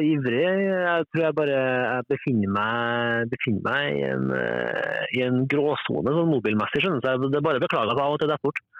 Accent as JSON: {"language": "Norwegian", "country": "Norway", "also_born_or_lived": "Denmark", "moved": "as an adult", "said": "jeg er norsk, men jeg bor her."}